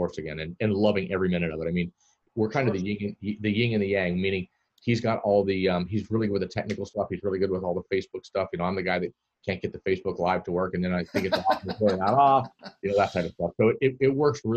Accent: Florida, United States; also born or lived in Netherlands; I'm born and raised in Florida

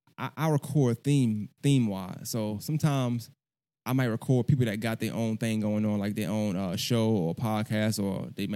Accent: Augusta, Georgia, United States; also born or lived in Brooklyn, New York; I'm from Augusta. But so I got a not similar story, but kind of the same thing because I feel like I've been living in Augusta as long as I was living in New York, Brooklyn at the time, right? But I claim both.

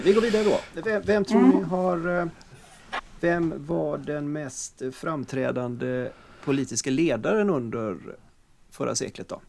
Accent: Sweden; vi är svenskar

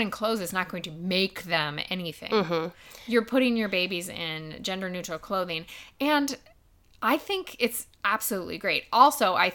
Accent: United States; growing up in the United States where transgender is starting to become a little bit more known about

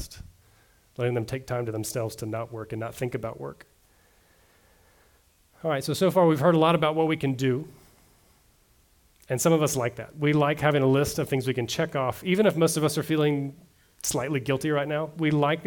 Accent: the South, United States; I grew up in the South.

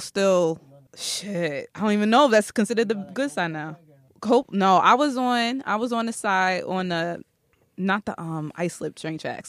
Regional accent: Brooklyn / Long Island, New York, United States; I'm originally from Brooklyn, East New York.

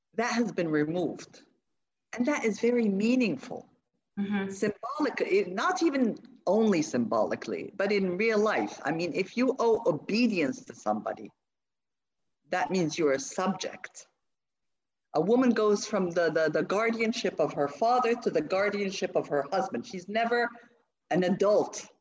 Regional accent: Rabat, Rabat-Salé-Kénitra, Morocco; I grew up in Morocco, in Rabat, in fact, and I uh, did my primary and my secondary education in Rabat.

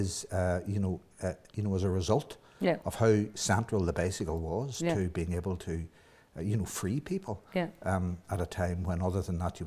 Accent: Downpatrick, Northern Ireland, United Kingdom; I was born in Downpatrick and reared in Downpatrick

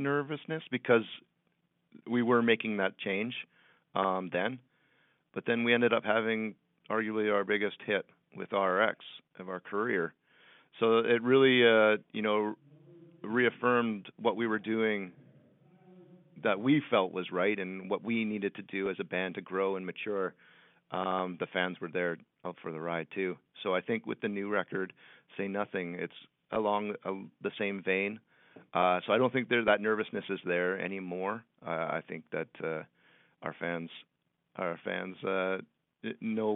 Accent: Canada; we're from Canada

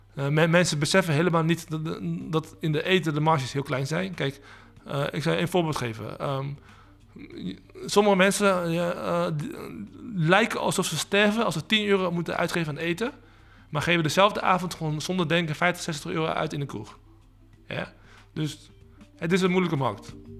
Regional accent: Netherlands; also born or lived in Leiden; ik ben van eh, eh, Aziatische afkomst. Eh, wel geboren in Nederland

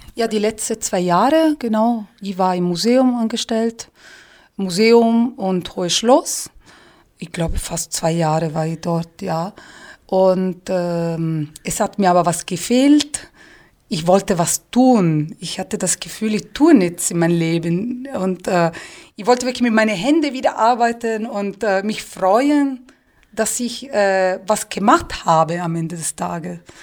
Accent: Tuscany, Italy; German is a second language; moved away as an adult; also born or lived in Pisa; now in Füssen, Germany; bei uns in der Toskana

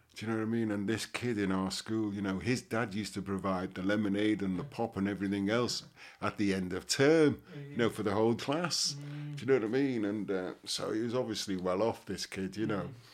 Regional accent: Liverpool, North West England, United Kingdom; growing up in Liverpool

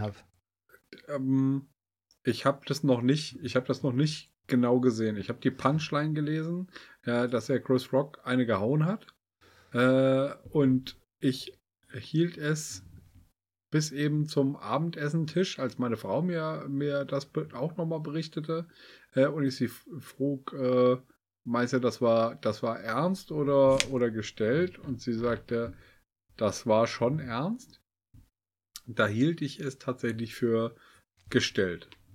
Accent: Kassel, Hesse, Germany; wir kommen aus, aus Kassel

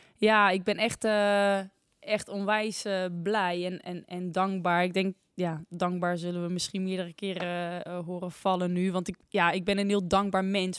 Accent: Naaldwijk, South Holland, Netherlands; Ik kom uit Naaldwijk. Dat ligt in het, eh, in het westen van het land.

